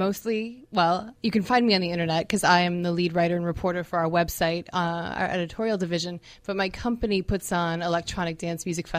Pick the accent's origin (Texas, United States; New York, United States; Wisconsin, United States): Wisconsin, United States; Green Bay; I was raised in Green Bay, Wisconsin